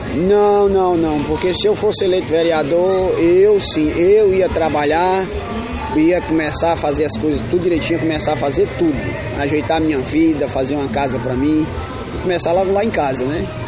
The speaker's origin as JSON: {"language": "Portuguese", "town": "Fortaleza", "region": "Ceará", "country": "Brazil", "tie": "born or raised there", "said": "E meus irmãos e eu nascemos todos aqui em Fortaleza mesmo."}